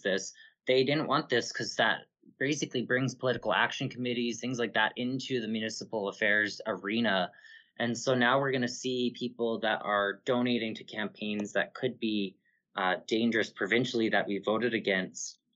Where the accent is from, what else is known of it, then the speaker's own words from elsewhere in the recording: Calgary, Alberta, Canada; I have been born and raised in Calgary